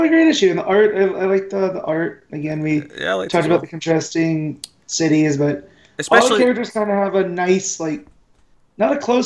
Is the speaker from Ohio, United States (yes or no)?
no; Las Vegas, Nevada, United States; my hometown